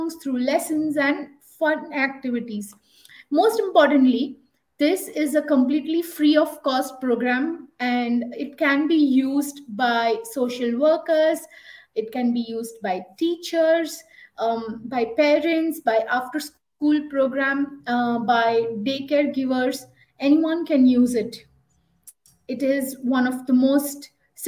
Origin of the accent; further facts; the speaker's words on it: India; I am from India, one of the most colorful and cultural country, and I am based in Bangalore